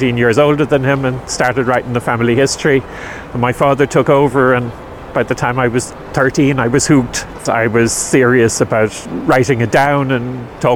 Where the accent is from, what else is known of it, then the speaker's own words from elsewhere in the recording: Dublin, Leinster, Ireland; moved away as an adult; now in Killaloe, Ireland; I was born in Dublin, and I escaped from the big smoke about 20 years ago